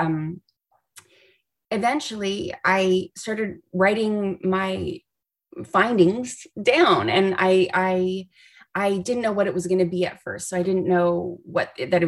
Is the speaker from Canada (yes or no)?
yes; Canada; moved away as an adult; now in Los Angeles, United States; I'm originally from Canada, and he moved to Los Angeles with me.